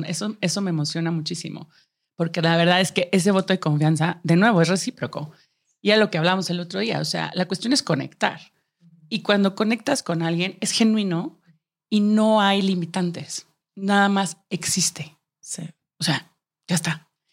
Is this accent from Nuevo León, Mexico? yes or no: yes; Monterrey, Nuevo León, Mexico; moved away as an adult; now in Mexico City, Mexico; yo soy de Monterrey, eh, crecí y estudié ahí